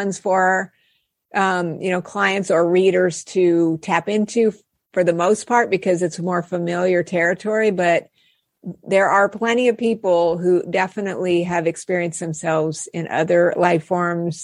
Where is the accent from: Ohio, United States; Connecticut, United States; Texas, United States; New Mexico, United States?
New Mexico, United States; Albuquerque; I grew up in Albuquerque, New Mexico